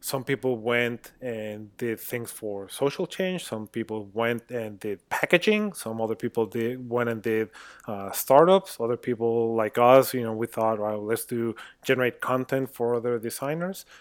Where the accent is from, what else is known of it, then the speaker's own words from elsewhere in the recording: Mexico; moved away; I'm a designer, I'm originally from Mexico